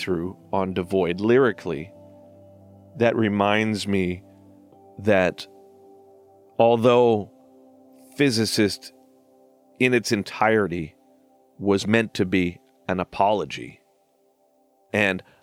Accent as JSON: {"language": "English", "town": "Surrey", "region": "British Columbia", "country": "Canada", "tie": "born or raised there", "said": "I was raised in a part of British Columbia called Surrey"}